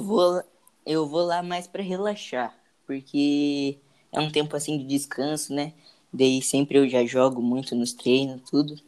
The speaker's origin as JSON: {"language": "Portuguese", "town": "Mogi Mirim", "region": "São Paulo", "country": "Brazil", "tie": "born or raised there", "said": "Então, eu nasci no interior de São Paulo. Nasci em Mojimirim"}